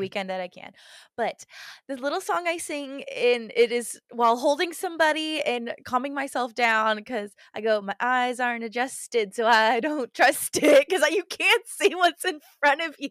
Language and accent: English; United States; we're obviously American